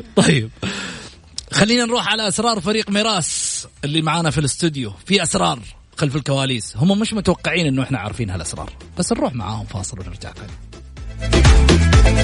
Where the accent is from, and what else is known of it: Saudi Arabia